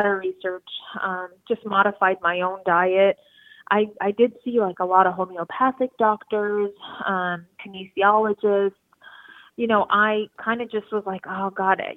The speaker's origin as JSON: {"language": "English", "town": "Los Angeles", "region": "California", "country": "United States", "said": "I am from Los Angeles, California"}